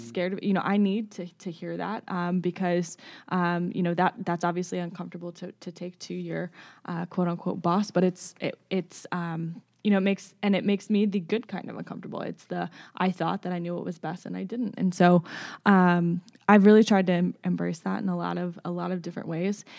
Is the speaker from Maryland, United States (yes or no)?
yes; Baltimore, Maryland, United States; moved away as an adult; now in Lawrence, United States; born and raised in the Baltimore area in, in Maryland